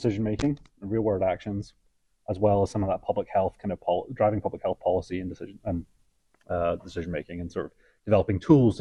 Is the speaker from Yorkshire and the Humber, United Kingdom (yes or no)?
no; Scotland, United Kingdom; now in Canada; I'm originally from Scotland and have permanent residency, but not quite citizenship yet